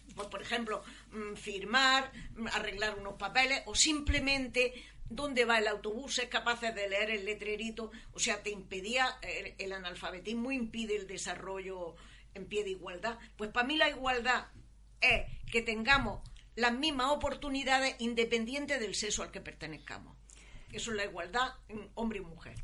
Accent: Almería, Andalusia, Spain; nací aquí en la localidad de Almería. Mi familia vivía en un cortijo a la afuera

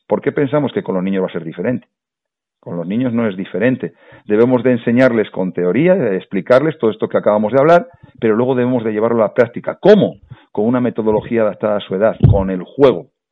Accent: La Rioja, Spain; La Rioja, de donde yo soy

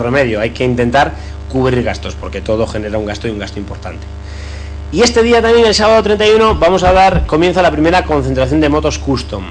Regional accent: Tanos, Cantabria, Spain; Thanos, para mí, mi pueblo, no deja de ser un barrio

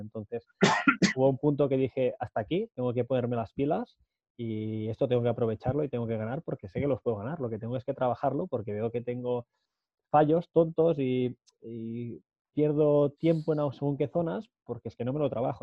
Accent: Matadepera, Catalonia, Spain; la gente de Mate de Pera, de mi pueblo

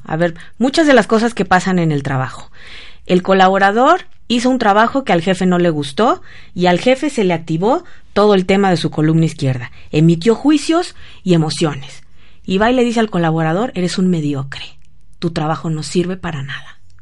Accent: Querétaro, Mexico; moved away; allá en mi pueblo en Querétaro

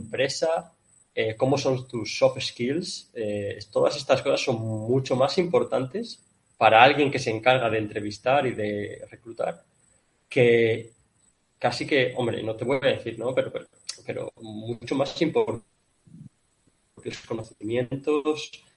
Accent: Spain; moved away as an adult; also born or lived in Kuwait; yo soy el único español

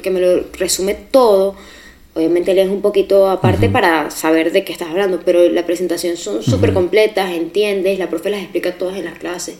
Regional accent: Barquisimeto, Lara, Venezuela; moved away as an adult; now in Madrid, Spain; De Barquisimeto, Venezuela

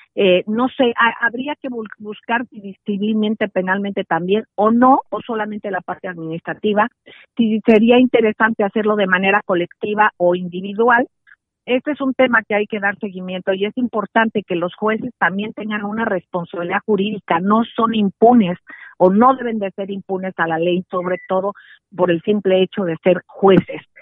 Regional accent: Mexico; como mexicanos

